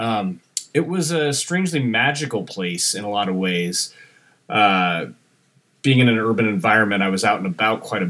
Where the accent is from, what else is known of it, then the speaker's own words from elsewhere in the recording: San Francisco, California, United States; also born or lived in Atascadero, California / Santa Rosa, California; growing up in San Francisco